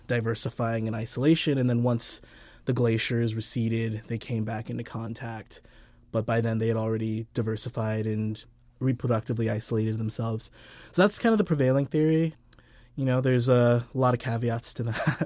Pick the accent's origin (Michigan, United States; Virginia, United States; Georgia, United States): Georgia, United States; southern; also born or lived in Caribbean; I was born in the Caribbean, spent a couple years there and then moved to so- southern Georgia